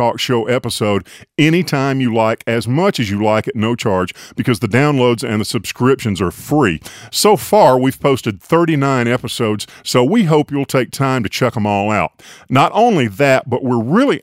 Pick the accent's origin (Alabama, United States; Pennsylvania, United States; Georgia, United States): Alabama, United States; Tuscaloosa; moved away; I grew up in Tuscaloosa